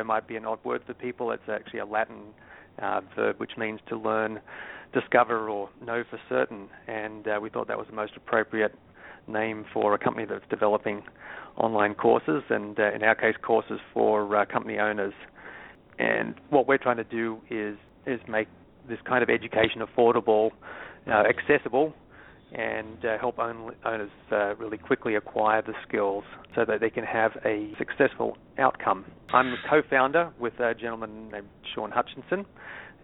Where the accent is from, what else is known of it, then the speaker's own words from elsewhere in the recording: Sydney, New South Wales, Australia; moved away as an adult; also born or lived in San Francisco; now in United States; As you might detect from my accent, I'm not originally from the U.S. I moved from my hometown of Sydney, Australia, to San Francisco in 94.